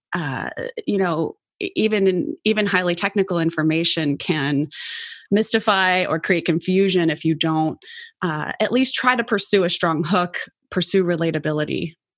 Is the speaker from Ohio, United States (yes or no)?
yes; Cincinnati, Ohio, United States; I was born and raised in Cincinnati